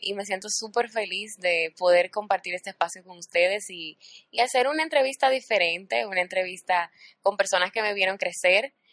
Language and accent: Spanish; Dominican Republic; Muy orgullosa de ser dominicana